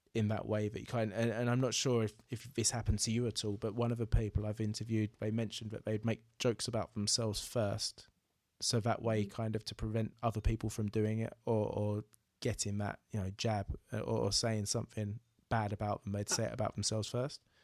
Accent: Braintree, East of England, United Kingdom; moved away; my hometown of Braintree

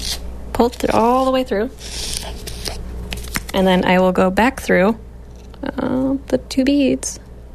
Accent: Akwesasne, New York, United States; now in Adirondacks, United States; I'm from Akwesasne originally.

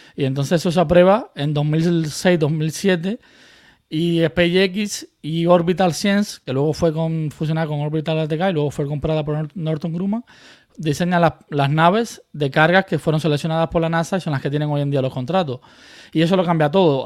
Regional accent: Murcia, Region of Murcia, Spain; moved away as an adult; also born or lived in Cuba / Canary Islands; now in United States; yo me fui de Cuba muy pequeño, con 10 años, entonces eh, llegué a Canarias, luego a Murcia

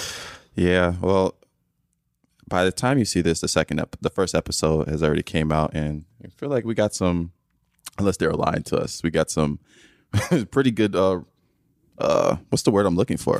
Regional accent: Nigeria; I'm from Nigeria

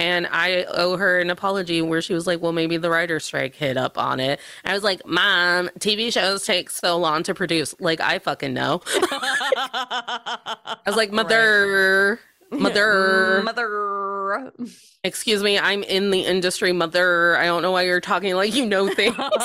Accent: Indiana, United States; I am from the state of Indiana

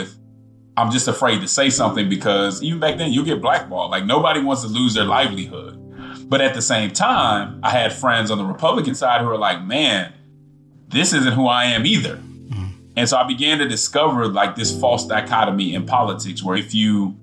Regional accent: Denver, Colorado, United States; moved away as an adult; also born or lived in Nashville, Tennessee / Atlanta, Georgia; I'm coming from Denver, Colorado, which is progressive

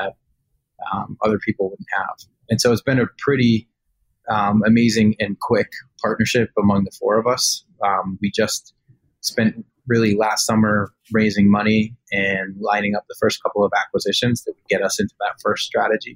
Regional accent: New York, United States; I grew up right outside of New York City

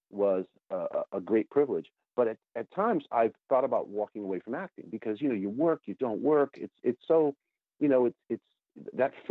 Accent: New York, United States; I have a New York, I'm from the New York area.

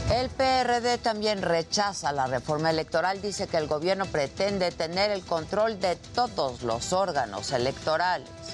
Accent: Mexico; como ciudadanos, como mexicanos

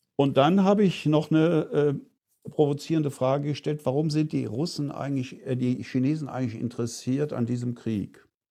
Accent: Eifel, Germany; moved away; meine Heimat in der Eifel

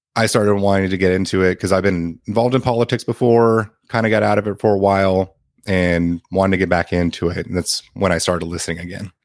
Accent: San Antonio, Texas, United States; I'm from San Antonio, Texas

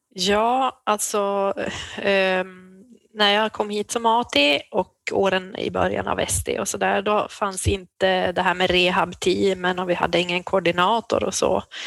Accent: Jakobstad, Ostrobothnia, Finland; moved away as an adult; also born or lived in Umeå; now in Byske, Sweden; jag är född i Jakobstad i Finland, pluggade i Umeå

